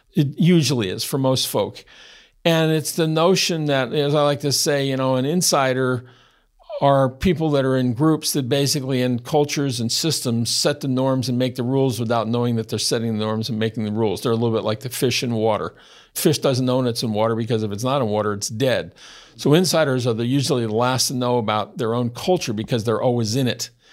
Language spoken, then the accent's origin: English; United States; as an American born white-skinned heterosexual male that grew up as a child in the sixties